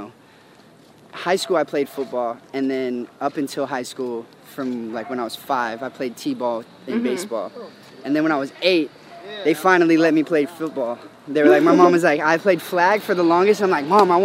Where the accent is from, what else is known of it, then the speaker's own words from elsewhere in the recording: Santa Clarita, California, United States; Yeah, born and raised, yep. Right out in Santa Clarita, actually.